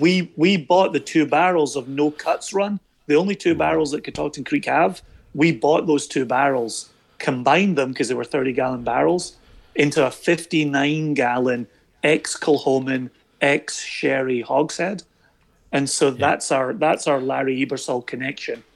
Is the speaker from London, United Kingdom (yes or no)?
no; Scotland, United Kingdom; For us in Scotland